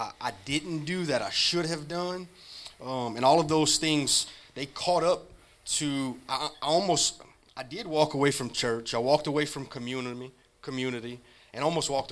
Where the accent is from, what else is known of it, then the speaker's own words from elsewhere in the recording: Rayne, Louisiana, United States; I'm from Rain, Louisiana. My childhood was not safe